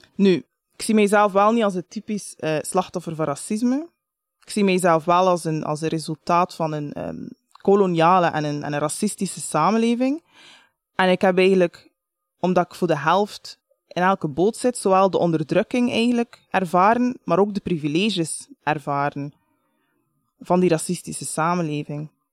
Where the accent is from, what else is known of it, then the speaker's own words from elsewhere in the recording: Bruges, Flanders, Belgium; ik ben geboren in Brugge, dat is echt niet zo exotisch